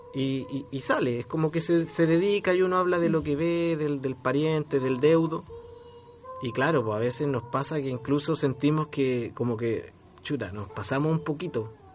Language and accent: Spanish; Chile; yo tengo un instrumento que es único en mi país